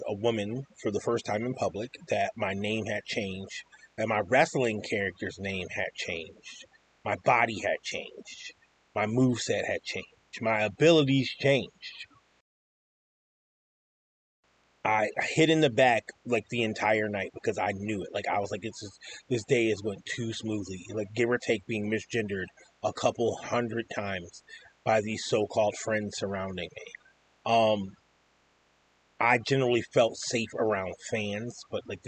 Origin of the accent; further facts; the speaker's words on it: Asheville, North Carolina, United States; now in Rochester, United States; I'm from Asheville, North Carolina